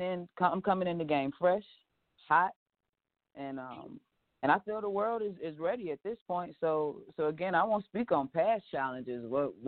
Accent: Atlanta, Georgia, United States; I'm from Atlanta

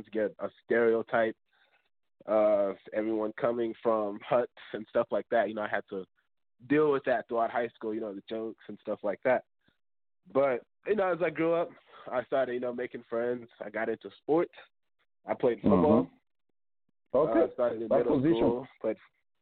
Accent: Texas, United States; also born or lived in Zambia / Chicago, Illinois; whenever I came from Zambia, we originally moved to Illinois, Chicago. And I stayed there for a couple of years until I moved to Texas. And when I was like 8 or 9, then I've been here ever since

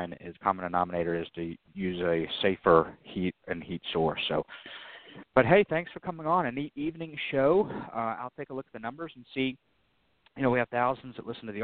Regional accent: Georgia, United States; I was born and raised here in Georgia.

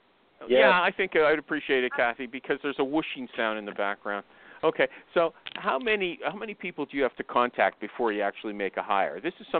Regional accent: Canada; because I'm a Canadian.

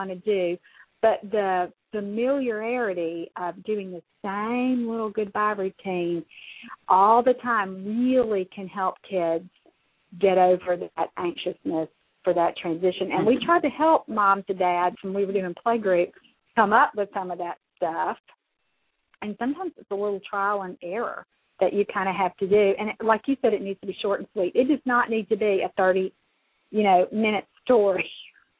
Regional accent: the South, United States; I'm from the South

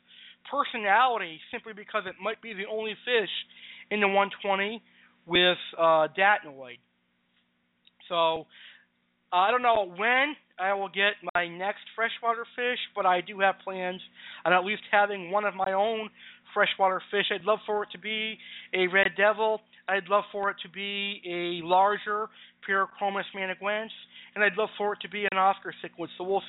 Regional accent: Maine, United States; now in Boston, United States; I was born and raised in Maine, but I have now moved to Boston. I love it here in Boston.

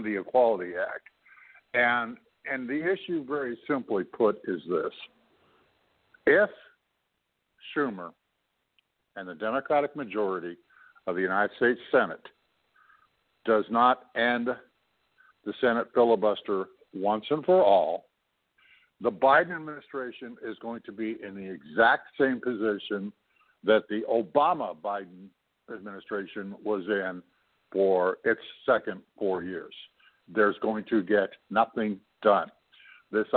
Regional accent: Canada; I'm not an American. I'm a Canadian.

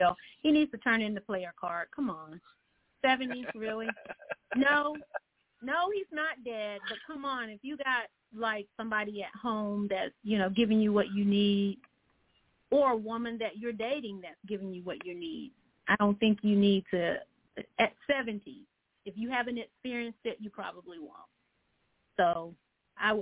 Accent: Georgia, United States; I'm in Augusta, Georgia. I am from the Georgia area here

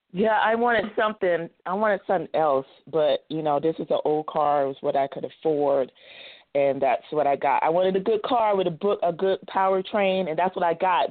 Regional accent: New Mexico, United States; from New Mexico

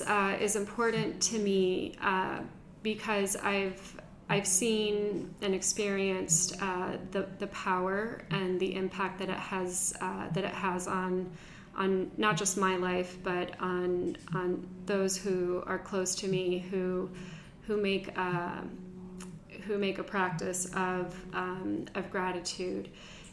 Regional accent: Mexico; now in United States; And it was a wonderful life and childhood growing up in Mexico. After that, we moved back to Miami, and that is where I spent most of my elementary school years and middle school.

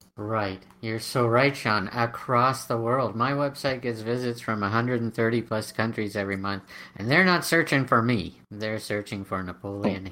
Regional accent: Canada; I'm Canadian

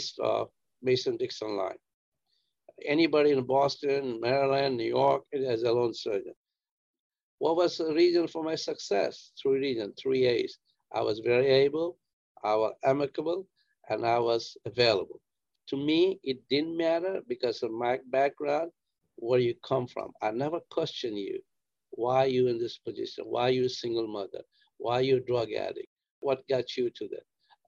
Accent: India; moved away as an adult; also born or lived in Worcester, Massachusetts / Rhode Island; now in United States; I grew up in India

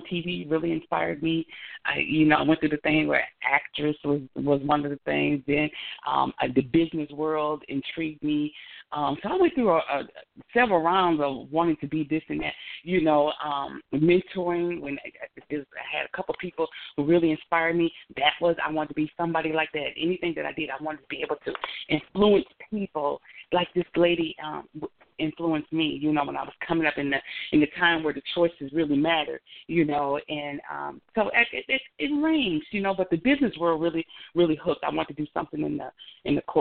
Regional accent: Racine, Wisconsin, United States; I grew up in Racine, Wisconsin, with mom and dad

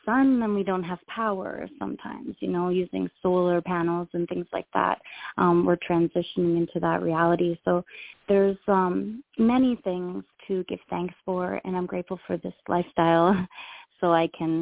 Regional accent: Ontario, Canada; moved away as an adult; now in Hawaii, United States; I was born in Ontario, Canada.

